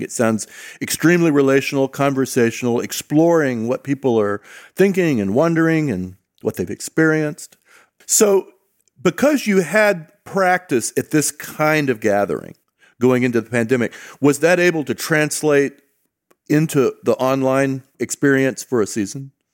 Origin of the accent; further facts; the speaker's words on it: Southern California, United States; I grew up in Southern California